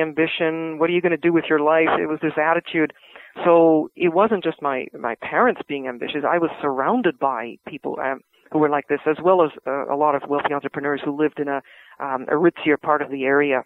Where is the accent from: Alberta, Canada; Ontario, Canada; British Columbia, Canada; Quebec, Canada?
British Columbia, Canada; Vancouver; I grew up in Vancouver, close to the University of British Columbia